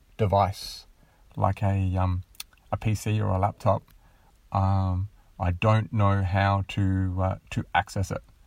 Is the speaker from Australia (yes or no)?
yes; Australia; being Australian